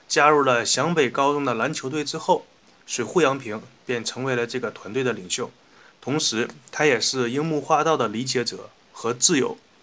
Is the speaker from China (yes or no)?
yes; Northeast China, China; accent: Northeastern Mandarin; 请允许我用家乡话、东北话为大家转述